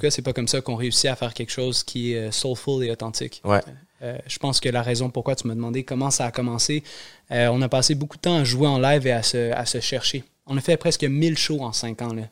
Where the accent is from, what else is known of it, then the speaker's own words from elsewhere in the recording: Montreal, Quebec, Canada; j'ai grandi à la Chine.